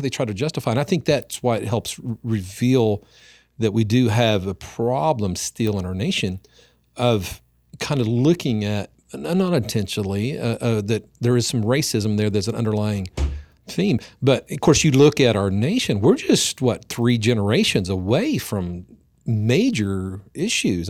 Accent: Oklahoma, United States; here in my hometown

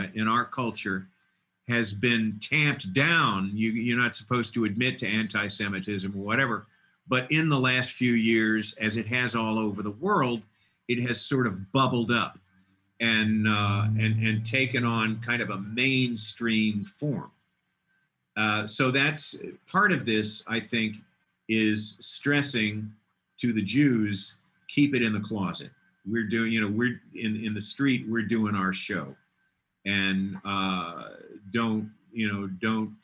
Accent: Dallas, Texas, United States; I come from Dallas, where everybody's, hey, Merry Christmas.

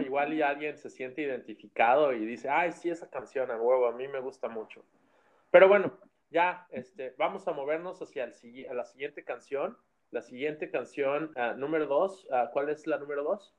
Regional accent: Mexico; moved away

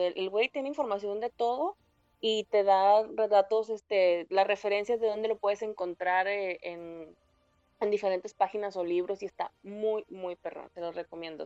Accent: Mexico

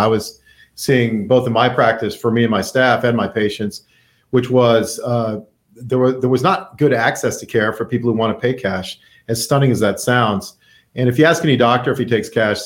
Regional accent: Naples, Florida, United States; I grew up in Naples. I mean, this is my hometown.

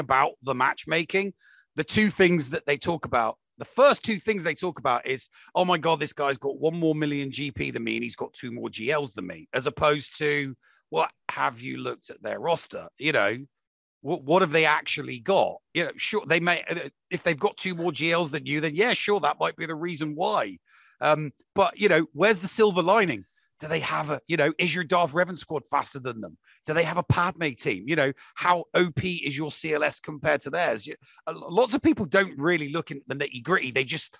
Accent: England, United Kingdom; I'm English

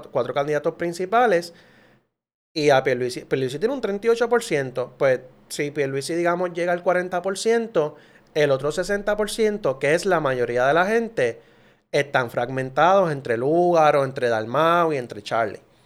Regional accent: Puerto Rico; todos somos puertorriqueños

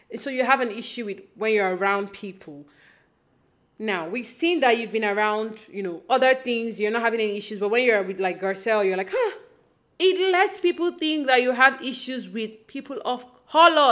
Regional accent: Nigeria; now in Toronto, Canada; I live in Canada now, but I grew up in Nigeria.

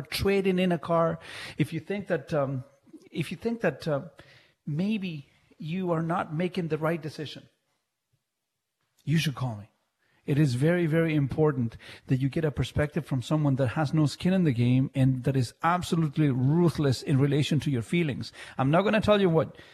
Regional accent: Chile; also born or lived in Mississauga, Canada; now in Canada; growing up in Chile, and you know, in Chile in the 80s

